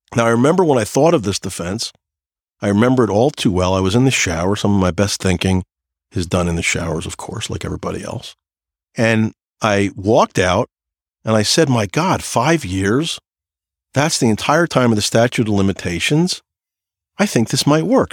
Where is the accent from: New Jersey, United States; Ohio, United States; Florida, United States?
New Jersey, United States; I'm from New Jersey